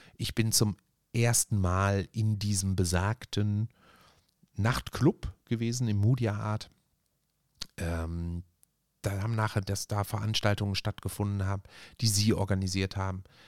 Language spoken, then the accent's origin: German; Essen, North Rhine-Westphalia, Germany; bei uns in Borbeck